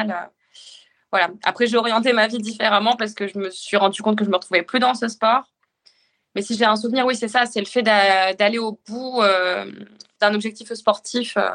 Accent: northern France, France; now in Le Havre, France; Je suis originaire du nord de la France et j'ai signé rapidement en club de triathlon. D'abord à Arras, puis à Rouen en arrivant en Seine-Maritime et enfin au Havre où je suis toujours.

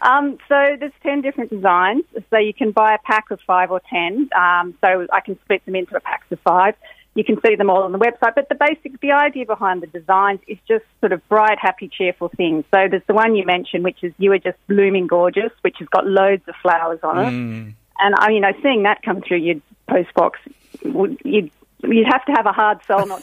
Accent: Australia; moved away as an adult; now in Ireland; I, as you might hear from my accent, I'm Australian. I've lived in Ireland for 20 years, and my husband's also Australian.

